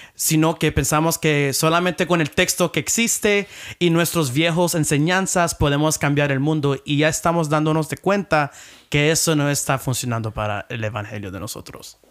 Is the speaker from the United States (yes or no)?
yes; Philadelphia, Pennsylvania, United States; moved away as an adult; also born or lived in San Antonio, Texas / Puerto Rico (ancestry); now in Washington, United States; vengo de la ciudad de Filadelfia, está en el este, parte de los Estados Unidos